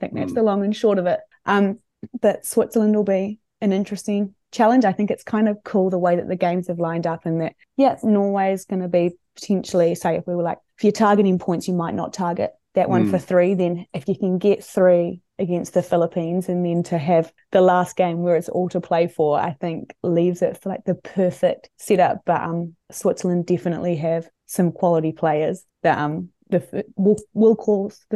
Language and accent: English; Palmerston North, Manawatū-Whanganui, New Zealand; my hometown, Palmerston North.